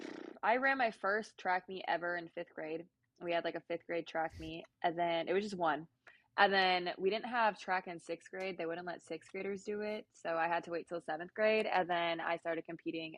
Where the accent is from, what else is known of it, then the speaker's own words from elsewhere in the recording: Illinois, United States; moved away as an adult; now in Oklahoma, United States; because I'm from Illinois